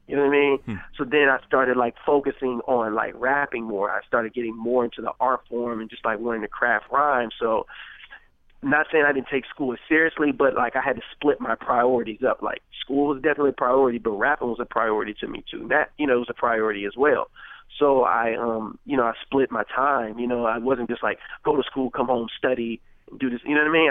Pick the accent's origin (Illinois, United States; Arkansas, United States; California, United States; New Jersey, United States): California, United States; Richmond; Growing up in Crescent Park